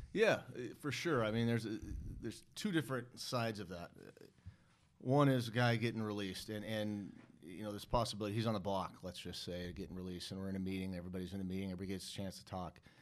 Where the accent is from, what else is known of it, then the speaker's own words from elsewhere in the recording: Seattle, Washington, United States; I grew up in North Seattle